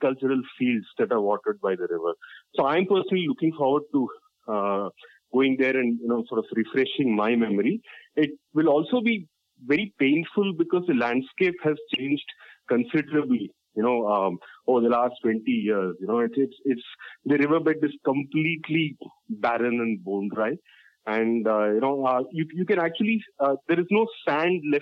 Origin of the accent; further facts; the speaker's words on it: Tamil Nadu side of the Kaveri Basin, India; I come from the Tamil Nadu side of the Kaveri Basin. My family roots are in the Kaveri Delta